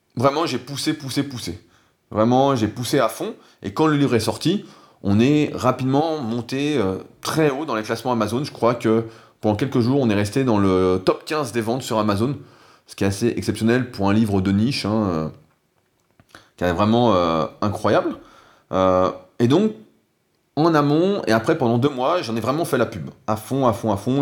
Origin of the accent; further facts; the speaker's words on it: France; en tant que bon français